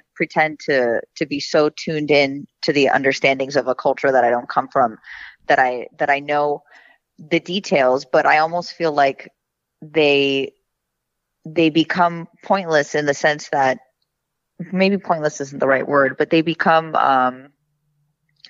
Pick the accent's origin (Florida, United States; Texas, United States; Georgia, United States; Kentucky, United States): Florida, United States; Miami; also born or lived in Lebanon; even though I grew up in America